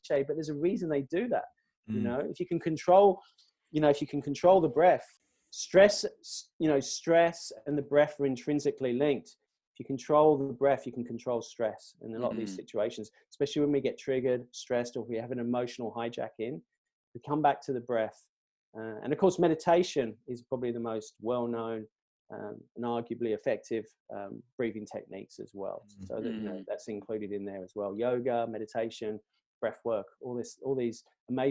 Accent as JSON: {"language": "English", "region": "England", "country": "United Kingdom", "moved": "yes", "lives_now": "Australia", "said": "I'm an Englishman."}